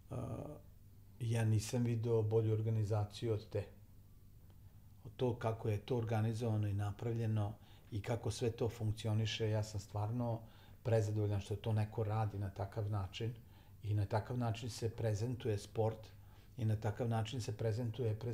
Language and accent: Croatian; Novi Sad, Vojvodina, Serbia; I ja želim da to bude Novi Sad, jer pre svega je to moj grad, ali se ja osjećam kao Srbin, građanin Srbije, to sam i od uvek bio